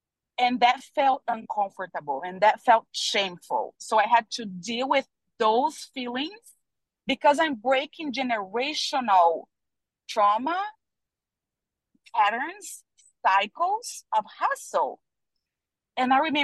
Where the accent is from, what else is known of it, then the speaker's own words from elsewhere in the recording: Brazil; I'm from Brazil.